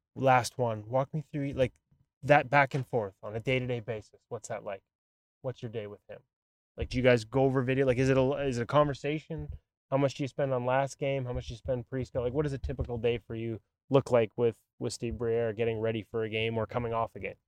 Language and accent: English; Vancouver, British Columbia, Canada; this is my hometown.